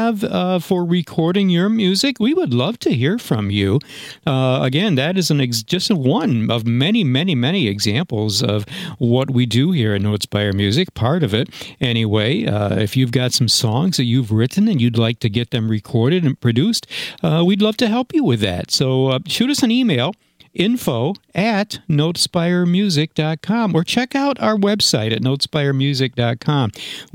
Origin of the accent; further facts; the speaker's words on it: Granville, New York, United States; the Granville, New York, which is my hometown